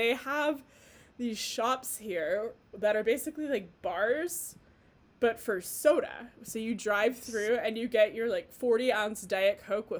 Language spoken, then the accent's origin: English; Midwest, United States; also born or lived in Los Angeles; now in Salt Lake City, United States; I am not from here. I'm originally from the Midwest, but I had then spent a long time in Los Angeles before moving here.